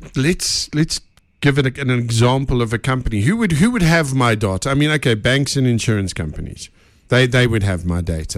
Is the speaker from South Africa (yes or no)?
yes; Benoni, Gauteng, South Africa; us Benoni people got to stick together.